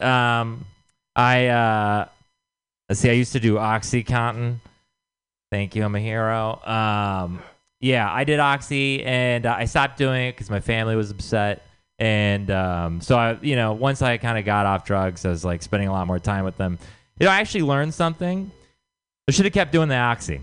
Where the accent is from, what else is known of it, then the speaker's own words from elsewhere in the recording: Texas, United States; moved away; I'm from Texas.